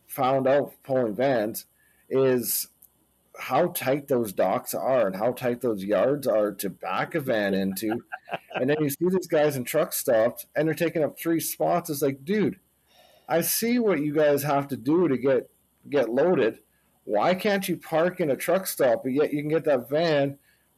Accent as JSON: {"language": "English", "country": "Canada", "said": "My wife and I, we're Canadians."}